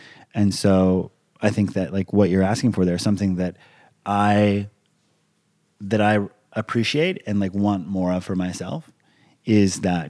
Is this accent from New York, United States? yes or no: no; Hawaii, United States; I grew up in Hawaii. I'm a fairly laid back individual.